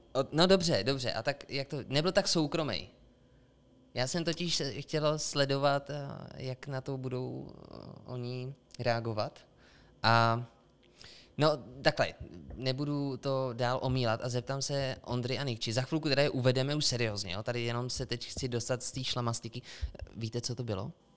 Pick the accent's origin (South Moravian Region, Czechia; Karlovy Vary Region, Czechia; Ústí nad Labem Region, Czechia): Karlovy Vary Region, Czechia; Sokolov; now in Plzeň, Czech Republic; My jsme ze západu, ze Sokolova